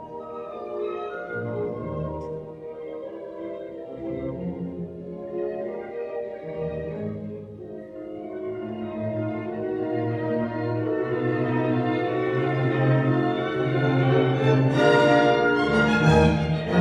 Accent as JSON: {"language": "English", "region": "North Carolina", "country": "United States", "tie": "born or raised there", "said": "I grew up in North Carolina, and we have mountains in North Carolina"}